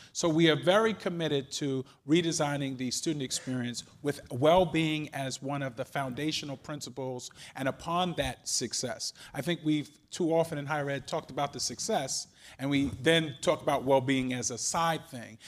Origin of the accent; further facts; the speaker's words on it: New York, United States; now in Cleveland, United States; I'm from New York